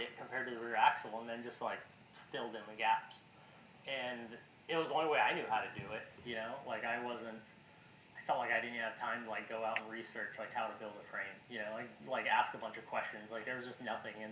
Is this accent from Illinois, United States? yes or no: no; San Antonio, Texas, United States; now in Austin, United States; I'm from San Antonio, Texas originally. Live in Austin, Texas